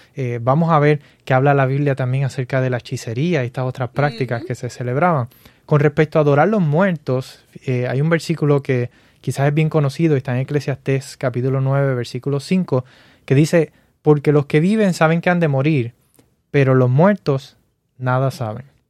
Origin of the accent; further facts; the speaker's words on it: Puerto Rico; now in Florida, United States; yo crecí en Puerto Rico